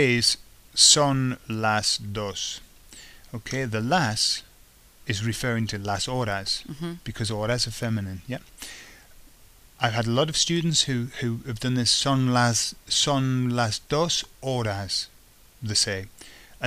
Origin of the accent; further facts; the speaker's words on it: England, United Kingdom; being an English person.